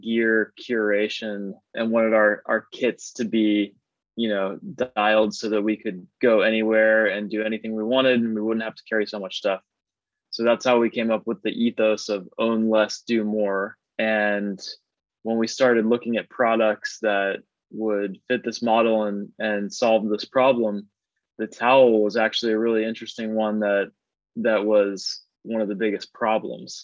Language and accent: English; Northern Virginia, United States; moved away; I'm originally from Northern Virginia and like the DC area. And I grew up in the suburbs there